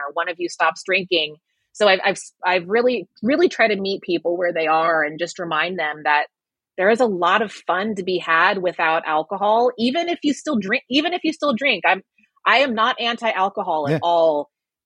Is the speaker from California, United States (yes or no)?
no; Waco, Texas, United States; now in New York City, United States; I grew up in Waco, Texas